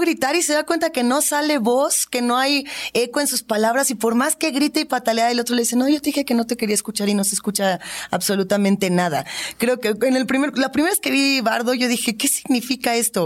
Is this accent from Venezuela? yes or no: no; Mexico; siendo nosotros mexicanos